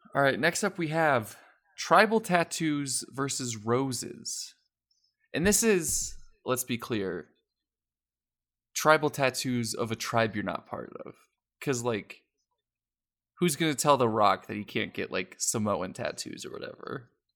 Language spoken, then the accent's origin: English; Colorado, United States; I'm from Colorado